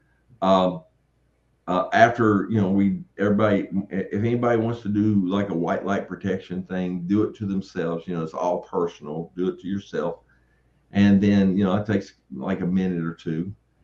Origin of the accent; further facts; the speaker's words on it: Tennessee, United States; I'm from Tennessee